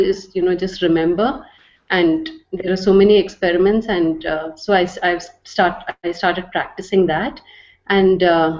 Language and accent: English; Bangalore, Karnataka, India; I'm from Bangalore, India.